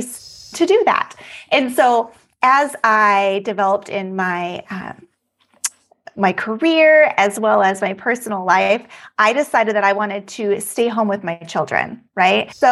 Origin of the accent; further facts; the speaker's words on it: Alaska, United States; moved away as an adult; now in Texas, United States; I was born and raised in Alaska, but moved to Texas